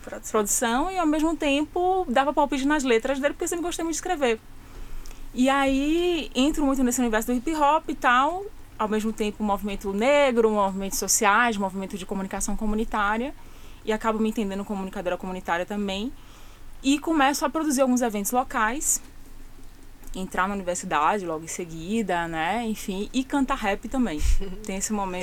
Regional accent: Boca do Rio, Bahia, Brazil; Eu sou da Boca do Rio

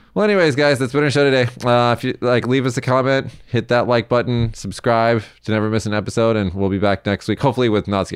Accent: Las Vegas, Nevada, United States; moved away as an adult; now in Japan; my hometown of Vegas

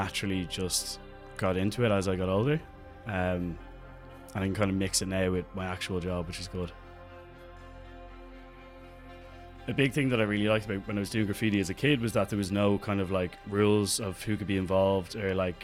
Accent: Dublin, Leinster, Ireland; I'm an artist from Dublin

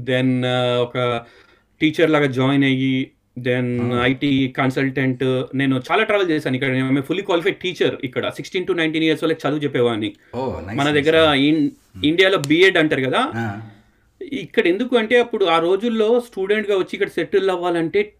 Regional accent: Hyderabad, Telangana, India; moved away as an adult; now in United Kingdom; నేను two thousand టూలో యూకేకి వచ్చాను నేను పుట్టింది పెరిగింది అంతా హైదరాబాద్లో పుట్టి పెరిగాను అక్కడే డిగ్రీ చేసుకున్నాను

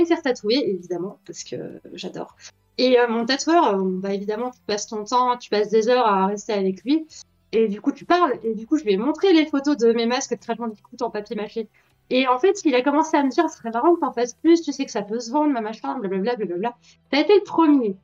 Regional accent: Belgium; je suis née en 1994, en Belgique

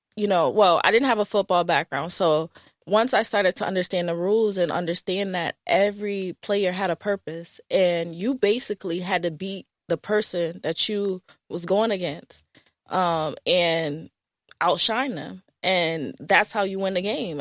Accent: Hartford, Connecticut, United States; moved away as an adult; now in New Jersey, United States; I, um, grew up in Connecticut

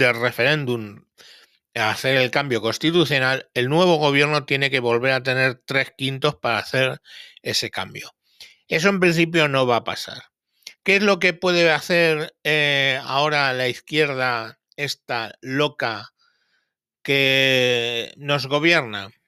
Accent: Spain

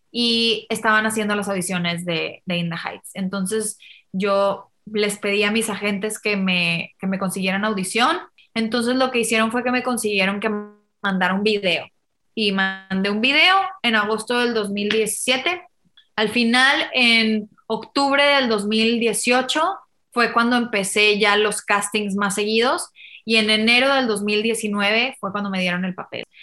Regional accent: Mexico; no hay una mexicana en, en el elenco, soy la única.

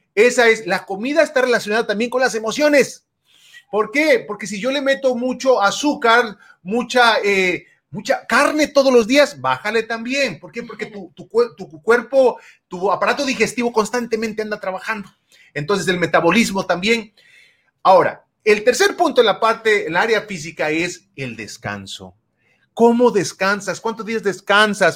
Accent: Mexico; now in United States; crecí en México y allá no acostumbraba mucho la lectura

